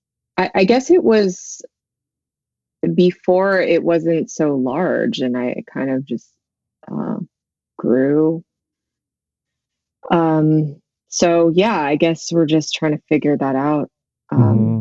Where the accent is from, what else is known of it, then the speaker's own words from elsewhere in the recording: Central California, United States; also born or lived in Korea; raised in Central California